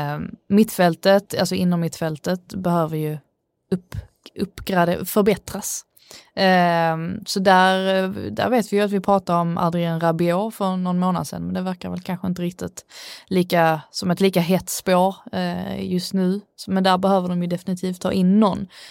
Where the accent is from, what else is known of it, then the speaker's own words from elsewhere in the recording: Sweden; jag är svensk